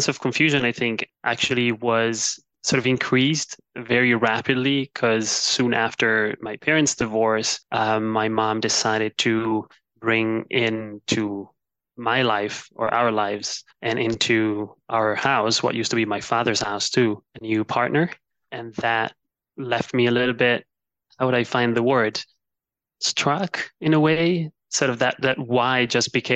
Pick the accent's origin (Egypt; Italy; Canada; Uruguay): Italy; Milan, Lombardy; moved away as an adult; also born or lived in China / London; I was born and raised in Milan, Italy, although I spent a few of my adult years abroad between China and London.